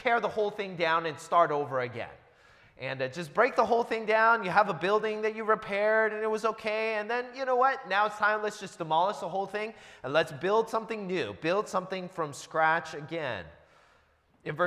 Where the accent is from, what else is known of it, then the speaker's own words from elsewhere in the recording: Seattle, Washington, United States; moved away as an adult; also born or lived in New Jersey; now in Southern California, United States; I grew up in the Seattle area, lived there for about 20 years, and I moved there when I was a little kid.